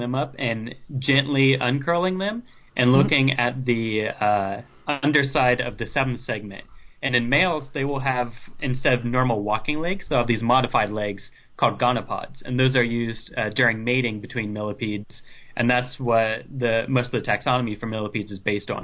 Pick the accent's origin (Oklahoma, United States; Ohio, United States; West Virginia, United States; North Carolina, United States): Ohio, United States; moved away; I'm from Ohio, so I was living there at the time